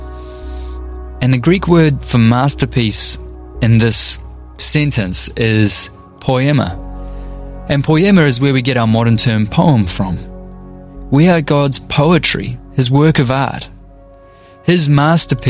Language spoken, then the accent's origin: English; North Shore, Auckland, New Zealand; I grew up on the North Shore by the beach in New Zealand, where it does not snow